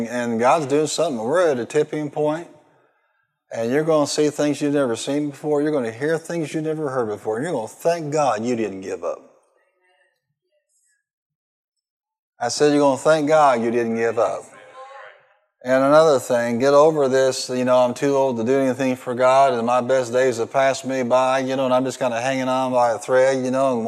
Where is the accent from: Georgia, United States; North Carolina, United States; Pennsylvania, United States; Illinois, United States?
Illinois, United States; Marion; born or raised there